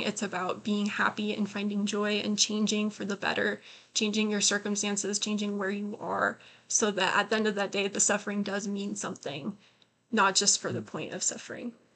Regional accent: Utah, United States; I was born in Utah County

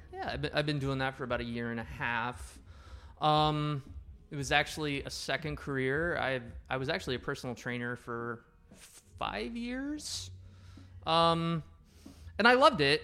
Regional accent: Wapello, Iowa, United States; we're both from Wapello. It's a small town

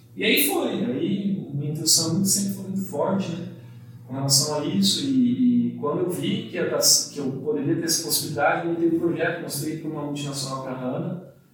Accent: São Paulo, Brazil; now in Campo Grande, Brazil; eu sou paulistano

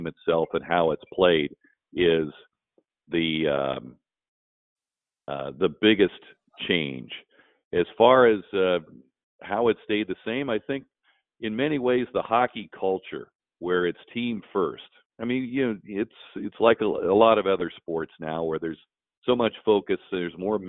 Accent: Dayton, Ohio, United States; I was growing up in Dayton, Ohio

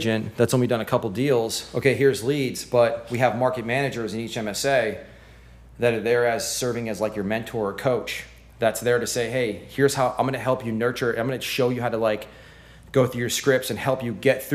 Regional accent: Clearwater, Florida, United States; I'm from Clearwater, Florida, and I've been in real estate since 2004

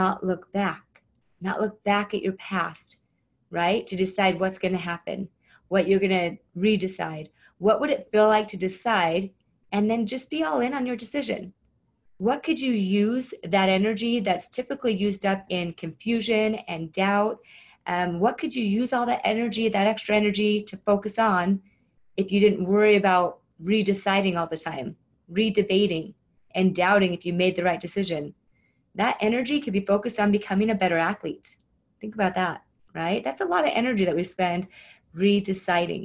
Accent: Arizona, United States; I grew up in Arizona

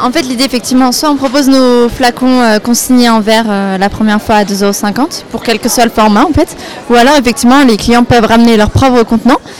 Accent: Vendée, Pays de la Loire, France; now in Nantes, France; on est originaire de Vendée toutes les deux maintenant on vit sur Nantes, mais on est originaire de Vendée.

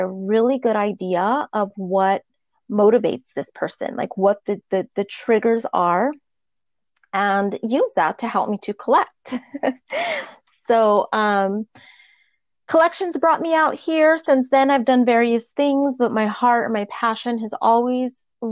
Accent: Albuquerque, New Mexico, United States; moved away as an adult; now in Newport Beach, United States; I'm originally from Albuquerque, New Mexico, and I currently live in Newport Beach, California. I've been here for about 20 years

